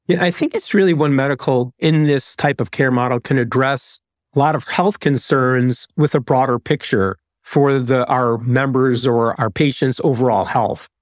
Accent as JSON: {"language": "English", "town": "Chicago", "region": "Illinois", "country": "United States", "also_born_or_lived": "Atlanta", "moved": "as an adult", "said": "I'm from Chicago, is, is my wife, but we moved to Atlanta for an opportunity"}